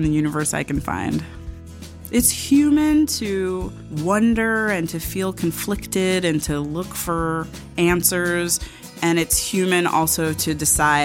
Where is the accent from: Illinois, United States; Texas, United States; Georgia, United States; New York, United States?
New York, United States; Growing up on the Upper West Side, I was invited to seders